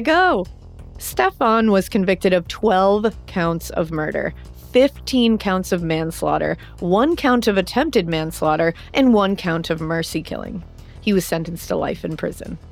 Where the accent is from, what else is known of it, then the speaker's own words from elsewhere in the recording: United States; I'm American